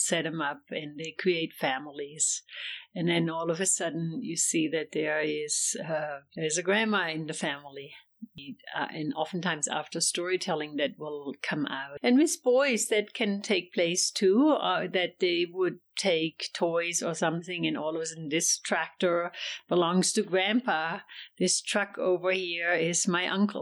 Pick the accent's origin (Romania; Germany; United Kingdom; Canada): Germany; English is a second language; moved away as an adult; now in United States; I'm from Germany, and I raised both of my daughters here in the U.S.